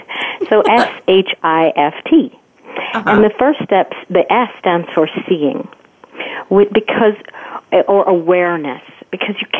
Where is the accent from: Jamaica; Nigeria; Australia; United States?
Jamaica; growing up in Jamaica